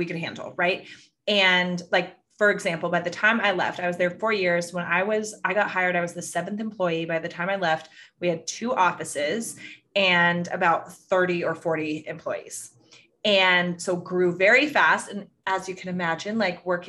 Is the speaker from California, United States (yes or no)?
yes; Northern California, United States; I grew up in Northern California